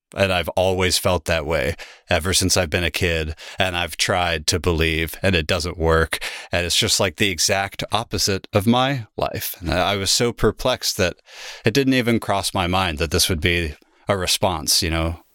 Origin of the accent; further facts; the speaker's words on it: Salem, Oregon, United States; also born or lived in Germany; now in Portland, United States; I came back to my hometown where I was living before I left, in Salem